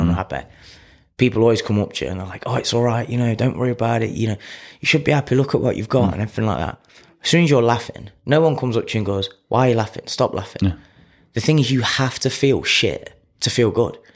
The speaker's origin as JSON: {"language": "English", "town": "Clifton", "country": "United Kingdom", "said": "I'm a kid from Clifton"}